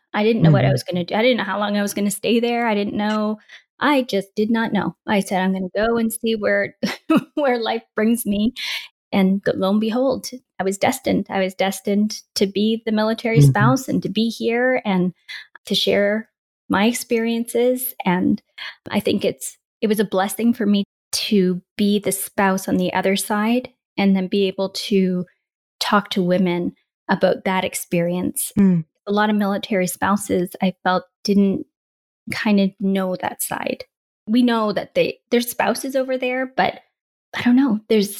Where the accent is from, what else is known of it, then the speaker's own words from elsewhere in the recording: Canada; They say we're very nice people.